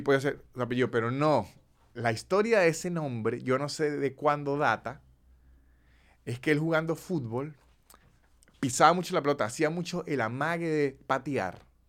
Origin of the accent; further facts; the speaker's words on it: Venezuelan Andes, Venezuela; a la gente de los Andes nos dicen brutos